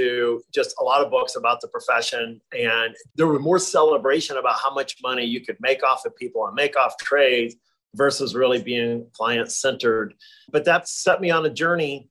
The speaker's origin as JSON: {"language": "English", "region": "Nebraska", "country": "United States", "tie": "born or raised there", "also_born_or_lived": "Ohio", "said": "I was born in Ohio and moved to Nebraska when I was 9 years old."}